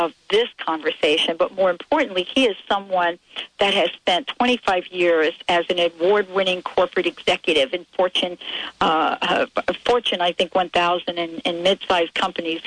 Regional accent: New York, United States; I'm from New York.

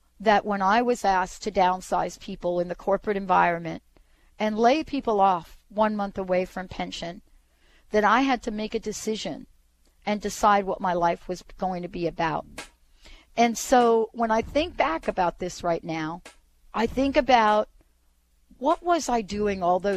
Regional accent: New York City, New York, United States; I grew up in the projects in the Bronx

